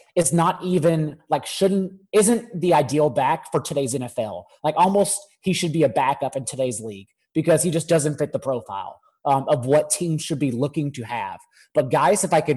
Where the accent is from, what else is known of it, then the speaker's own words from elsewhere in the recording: Dallas, Texas, United States; moved away as an adult; now in Stamford, United States; I grew up, you could probably tell by my accent, in the Dallas area